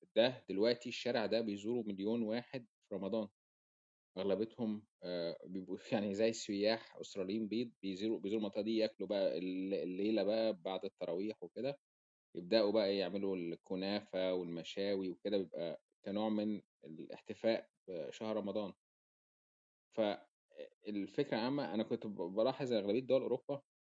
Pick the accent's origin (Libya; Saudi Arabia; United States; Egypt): Egypt; now in Australia; إحنا كمصريين